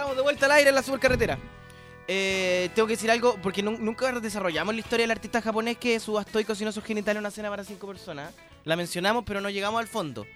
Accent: La Florida, Santiago Metropolitan Region, Chile; yo soy de la Florida

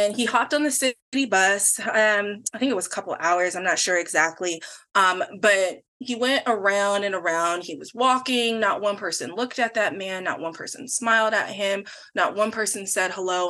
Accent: Tacoma, Washington, United States; So I am born and raised in Washington. I was born in Tacoma at Mary Bridge Hospital

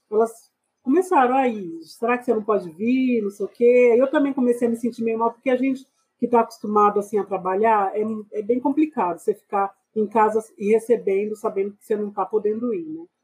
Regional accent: São Paulo, Brazil; also born or lived in Goiás; Eu nasci aqui em São Paulo mesmo. Eu sou paulistana, é, nasci na região do Capão Redondo, morei lá durante um bom tempo. Minha infância foi parte lá.

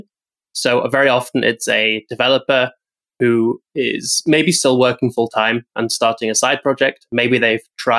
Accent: United Kingdom; being British

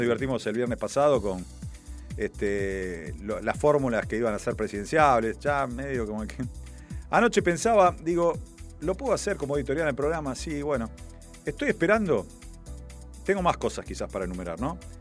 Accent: Buenos Aires, Argentina; lo digo como porteño que soy

